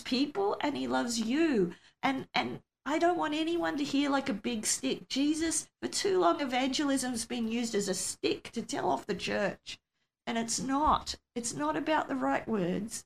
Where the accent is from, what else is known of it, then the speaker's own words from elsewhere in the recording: Australia; I'm an Aussie